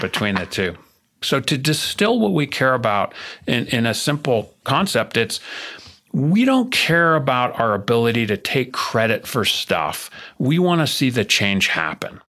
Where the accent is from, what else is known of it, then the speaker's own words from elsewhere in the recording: New Jersey, United States; I'm from New Jersey, and I was born in nineteen seventy